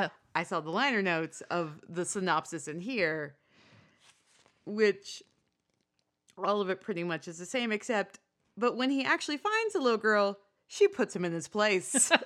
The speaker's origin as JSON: {"language": "English", "country": "United States", "tie": "born there", "said": "I was born in 83 in America."}